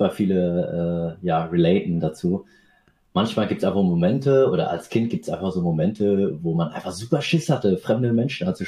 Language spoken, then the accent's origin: German; Aschaffenburg, Bavaria, Germany; born there; ich bin in Aschaffenburg geboren und meine Eltern sind damals äh, nach Deutschland ausgewandert, um sich selbst, aber auch ihren Nachkommen, also uns Kindern, die Möglichkeit zu geben, einen besseren Lebensstandard zu haben.